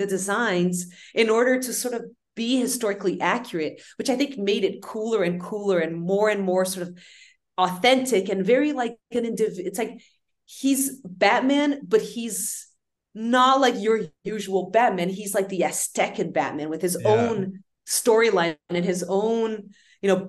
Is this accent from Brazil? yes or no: yes; Brazil; we grew up in Brazil